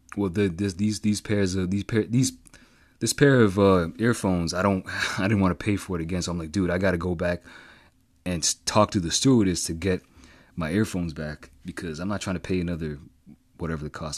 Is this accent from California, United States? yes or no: no; Boston, Massachusetts, United States; I'm from Greater Boston, Boston area.